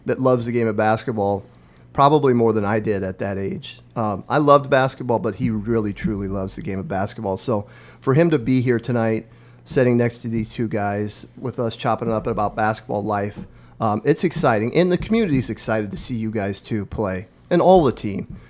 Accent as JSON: {"language": "English", "area": "Omaha Indian Reservation", "region": "northeast Nebraska", "country": "United States", "tie": "born or raised there", "moved": "as an adult", "lives_now": "Lincoln, United States", "said": "So I grew up on the Omaha Indian Reservation in northeast Nebraska, a village of 90 people"}